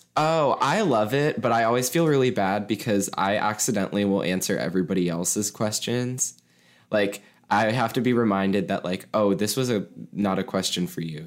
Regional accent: Mason, Ohio, United States; I have lived in Ohio my entire life. I grew up in Ohio

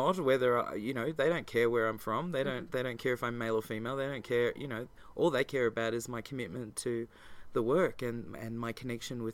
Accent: Australia; as an Australian

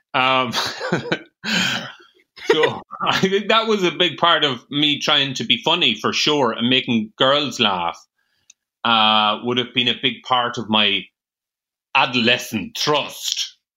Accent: Ireland; accent: rural Irish

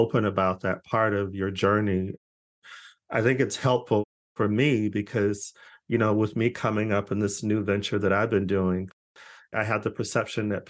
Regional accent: United States; now in United Kingdom; I'm American. I'm here in the UK

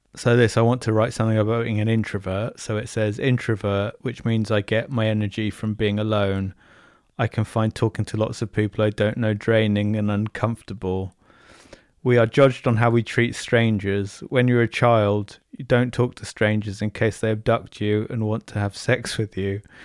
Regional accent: Bournemouth, South West England, United Kingdom; I'm from Bournemouth.

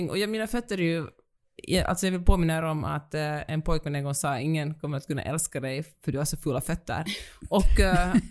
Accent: Finland; accent: Finland-Swedish; Och jag, den finlandssvenska rösten

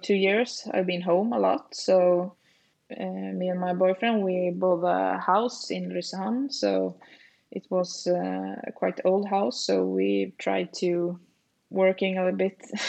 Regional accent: Lysehamn, Sweden; moved away as an adult; also born or lived in Falun; Lysehamn is like my hometown, but I haven't lived here the last 15 years

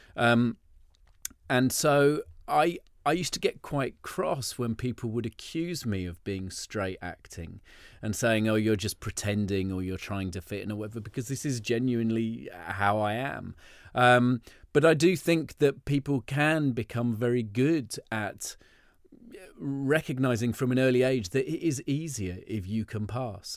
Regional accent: London, United Kingdom; I was brought up in Soho

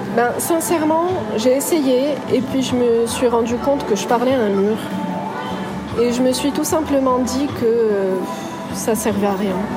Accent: Casablanca, Casablanca-Settat, Morocco; moved away as an adult; also born or lived in France; Je suis née à Casablanca, j'ai grandi à Casablanca et à 18 ans j'ai quitté le Maroc pour aller en France

